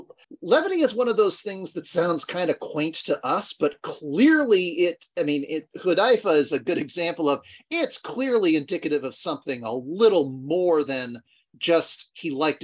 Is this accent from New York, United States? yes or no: no; Los Angeles, California, United States; I grew up in Los Angeles